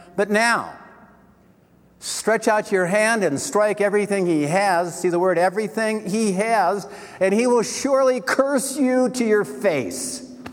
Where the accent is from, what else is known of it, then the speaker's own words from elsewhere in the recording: Wisconsin, United States; I was born in Wisconsin